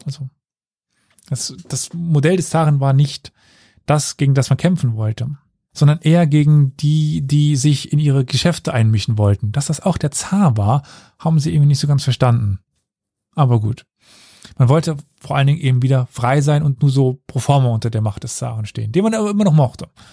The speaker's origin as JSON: {"language": "German", "region": "Saarland", "country": "Germany", "said": "Ich komme aus dem Saarland, ich kann, kenne den Unterschied zwischen Sch und Sch nicht"}